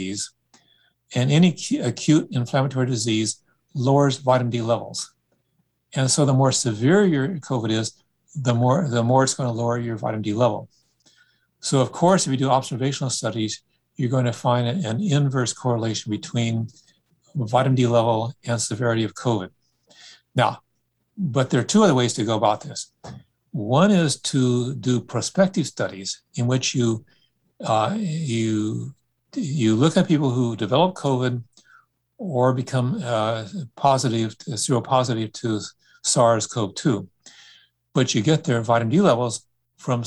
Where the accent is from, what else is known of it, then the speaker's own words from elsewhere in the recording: Sacramento, California, United States; as a child growing up in Sacramento